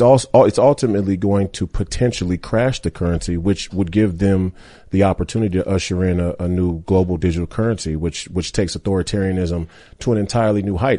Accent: Minneapolis, Minnesota, United States; I went to the University of Minnesota, which is in my hometown

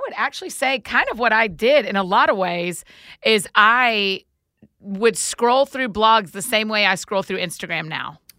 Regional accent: the South, United States; growing up in the South, it was just really special

